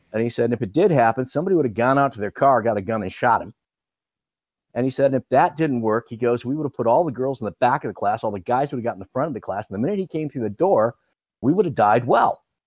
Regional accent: Midwest, United States; I'm a Midwesterner.

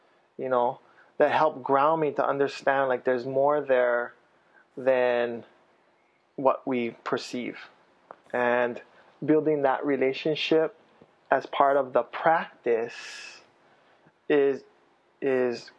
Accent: Kailua, Hawaii, United States; also born or lived in Waimanalo; I grew up in Kailua and Waimanalo

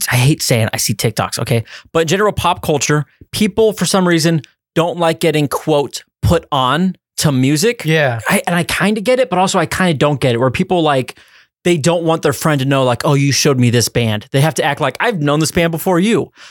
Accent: California, United States; Listen, I'm from from California.

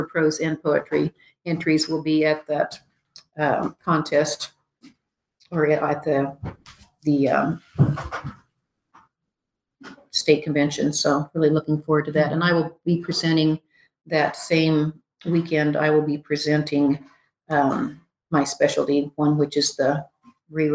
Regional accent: St. Francis, Kansas, United States; Northwest Kansas, where I grew up outside of St. Francis.

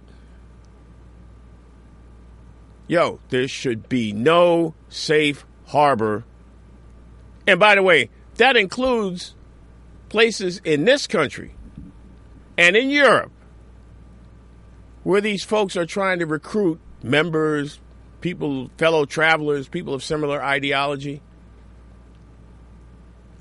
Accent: Newtown, Connecticut, United States; now in New York City, United States; I grew up in Newtown, Connecticut

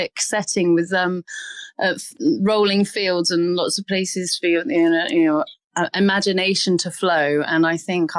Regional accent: Henley-on-Thames, South East England, United Kingdom; my hometown, Henley

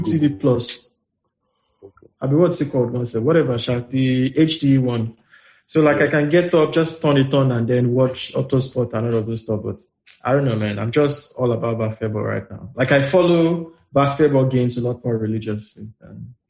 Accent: Nigeria; as a Nigerian

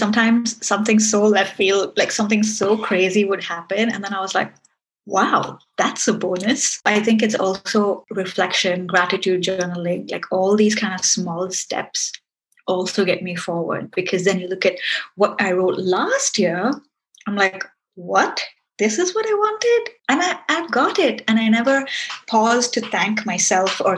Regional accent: Singapore; now in United Kingdom; I live in the UK, but I'm from Singapore, but I'm Indian

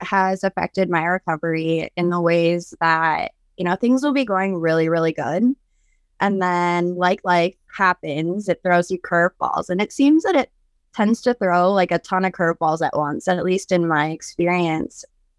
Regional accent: Wisconsin, United States; I'm 32 years old. I'm from Wisconsin.

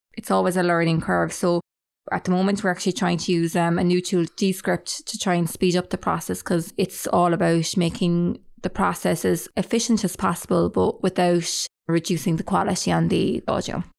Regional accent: Clonakilty, Munster, Ireland; we're both from Clonakilty.

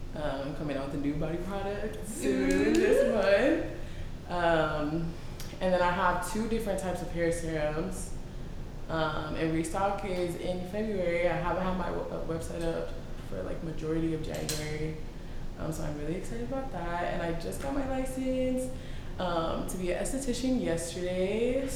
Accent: Houston, Texas, United States; So I've been here for a while. It's my hometown. I was born and raised here.

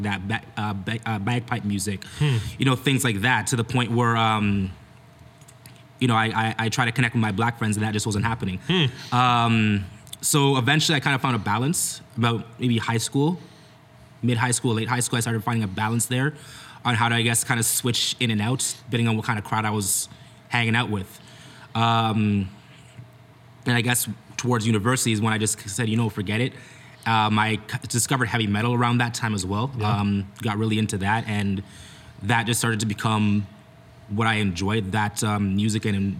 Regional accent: Brampton, Ontario, Canada; I was born in Brampton, grew up there, raised there

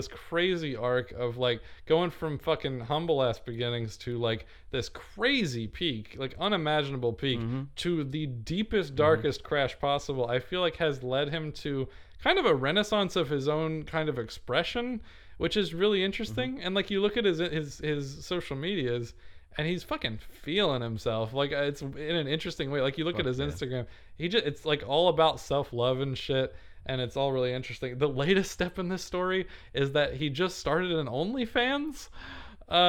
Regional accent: Oklahoma, United States; I'm from Oklahoma

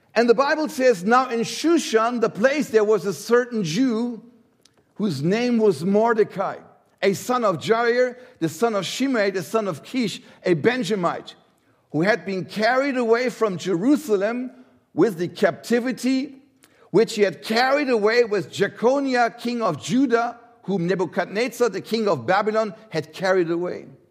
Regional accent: Germany; I come from Germany

